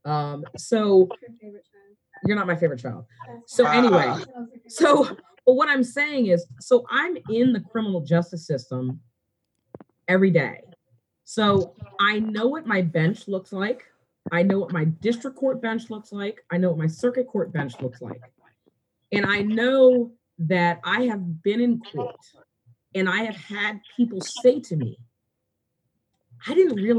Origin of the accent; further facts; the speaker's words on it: Montgomery County, Maryland, United States; moved away as an adult; now in Washington County, United States; I grew up in Montgomery County